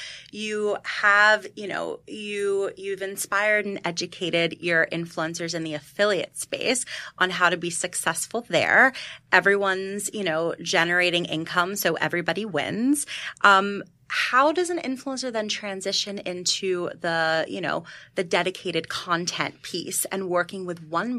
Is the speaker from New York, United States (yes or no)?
yes; New York, United States; And I am a New Yorker and I'm busy